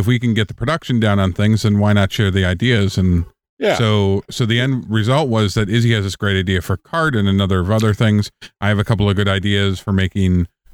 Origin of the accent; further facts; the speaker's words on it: Villa Rica, Georgia, United States; I'm from Atlanta because, you know, it's easier. People are like, Villarica, where?